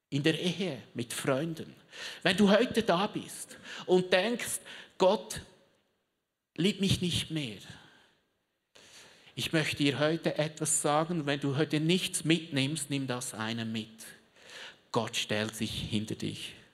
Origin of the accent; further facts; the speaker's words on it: Switzerland; Also kannst du dir vorstellen, Südreich ist Schweiz, Mittelerde, wo ich herkomme.